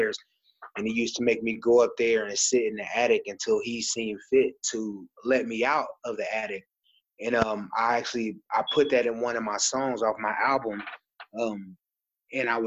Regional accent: Texas, United States; also born or lived in Kokomo, Indiana; I grew up in Texas

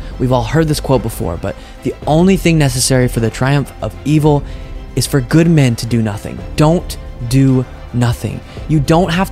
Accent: Texas, United States; I grew up in Texas where I was surrounded by plenty of Republicans

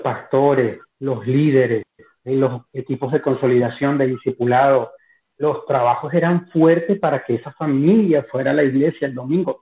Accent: Maracay, Aragua, Venezuela; moved away; los que somos de Venezuela y de Maracay específicamente

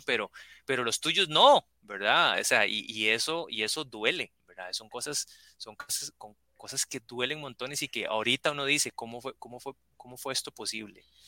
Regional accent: Costa Rica; estabas aquí en Costa Rica, estabas en mi país

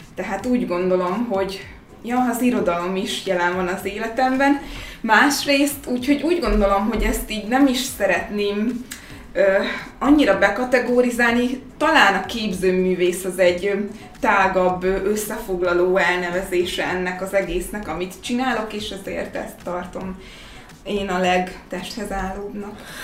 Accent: Békéscsaba, Békés, Hungary; moved away as an adult; also born or lived in Gyula / Szeged; now in Budapest, Hungary; én Gyulán születtem egyébként, de Békés Csaván éltem 18 éves koromig

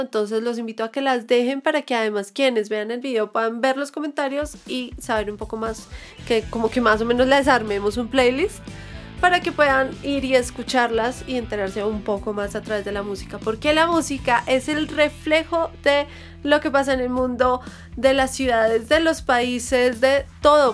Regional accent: Colombia; como colombianos deberíamos estar un poco más unidos

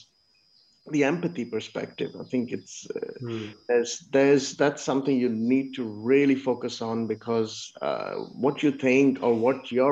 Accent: Pakistan; moved away; I'm from Pakistan.

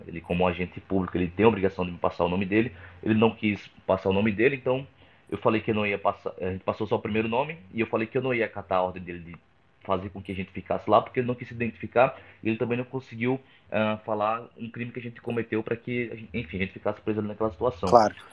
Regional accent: Rio Grande do Norte, Brazil; now in São Paulo, Brazil; eu já gravei lá no meu estado, no Rio Grande do Norte, mas eu gravo bastante em São Paulo, que é onde eu moro atualmente

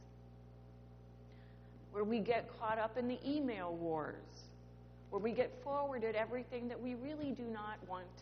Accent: Creve Coeur, Missouri, United States; moved away; also born or lived in Manhattan, New York; I grew up in Creve Coeur, Missouri, which is just about 20 minutes away from Ferguson.

